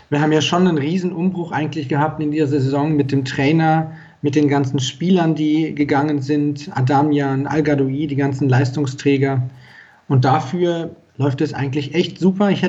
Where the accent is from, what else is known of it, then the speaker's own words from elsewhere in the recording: Regensburg, Bavaria, Germany; ich bin äh, 30, ich komme aus Regensburg, deswegen der SSV Jan Regensburg.